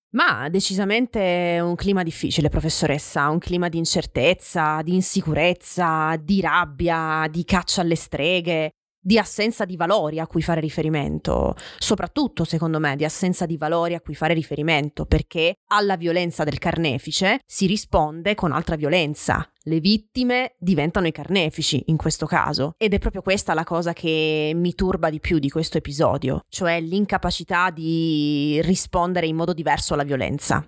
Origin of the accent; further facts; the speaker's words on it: Francavilla Fontana, Apulia, Italy; del mio paese, Franca Villafontana